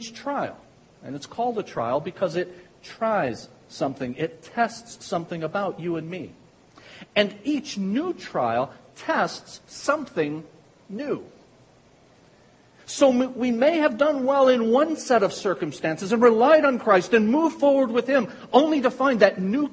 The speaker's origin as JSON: {"language": "English", "town": "Pikeville", "country": "United States", "accent": "Pikevillian", "said": "with my Pikevillian accent"}